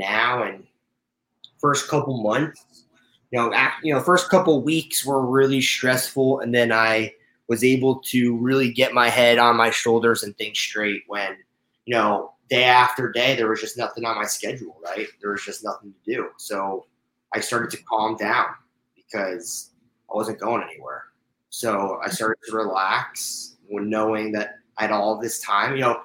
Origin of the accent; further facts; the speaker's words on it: Stamford, Connecticut, United States; moved away as an adult; also born or lived in Indiana; now in Los Angeles, United States; I was from Stamford, Connecticut, so a suburb right outside of New York City